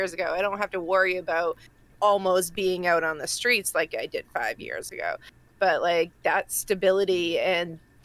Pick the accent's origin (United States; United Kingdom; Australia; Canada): United States; Massachusetts; accent: Massachusetts; That's my Massachusetts accent coming out